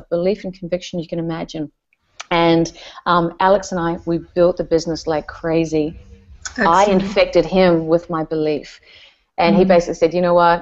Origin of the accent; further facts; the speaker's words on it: New Zealand; I'm from New Zealand